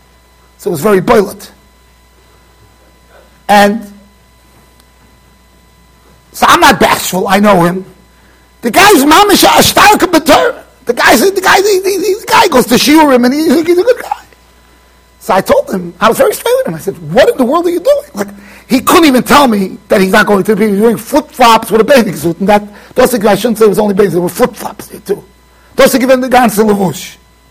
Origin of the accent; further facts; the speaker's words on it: Iran; I felt bad because I'm Persian from the Tzibo.